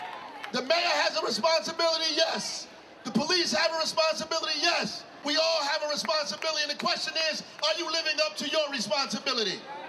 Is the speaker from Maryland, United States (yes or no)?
no; Newark, New Jersey, United States; I am from Newark, a boy from Clinton Avenue and 10th Street.